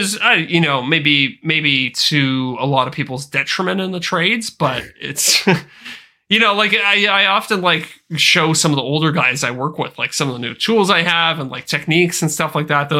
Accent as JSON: {"language": "English", "country": "Canada", "said": "yeah, as a Canadian, I'm used to just getting screwed over on every financial transaction."}